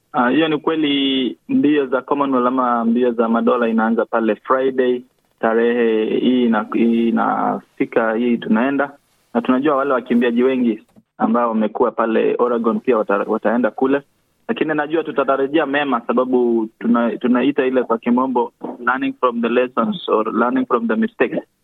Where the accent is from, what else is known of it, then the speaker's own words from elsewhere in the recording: Kenya; moved away as an adult; now in Australia; sisi hapa wote tunatoka Kenya na tulikuja hapa ama tulisafiri kukuja nchi hii ya Australia